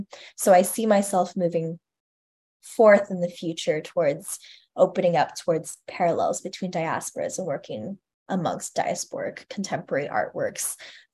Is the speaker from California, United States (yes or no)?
yes; California, United States; And I am from California myself, and to be around my family as well, I think is super important to me.